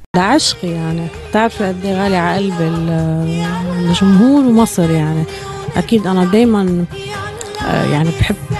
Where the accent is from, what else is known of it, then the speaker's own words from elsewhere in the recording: Lebanon; هون بحس أنا لبنانية هوية مصري بمصر بحس أنا مصرية بهوى لبناني